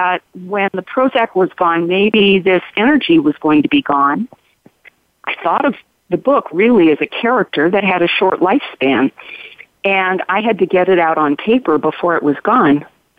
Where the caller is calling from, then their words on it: Sisters, Oregon, United States; Well, from my office in Sisters, Oregon, edge of the Circle of Fire. Dry side of Oregon.